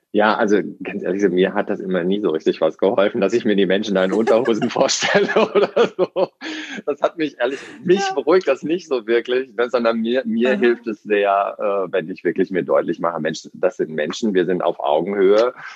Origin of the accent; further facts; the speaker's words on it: Hamburg, Germany; ich komme ja aus Hamburg hier